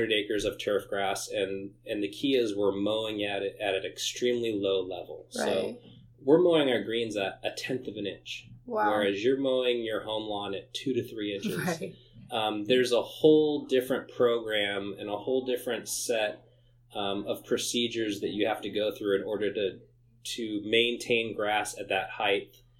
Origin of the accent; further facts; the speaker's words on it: San Jose, California, United States; I grew up in San Jose, so I grew up close